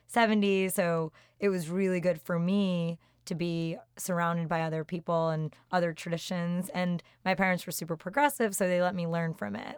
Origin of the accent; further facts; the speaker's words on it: Randolph, New Jersey, United States; moved away as an adult; also born or lived in Boston; now in New York, United States; Grew up in Randolph, New Jersey